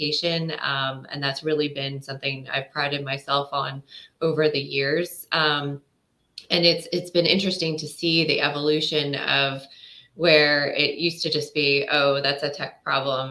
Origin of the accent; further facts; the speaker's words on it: United States; also born or lived in United Kingdom; being an American overseas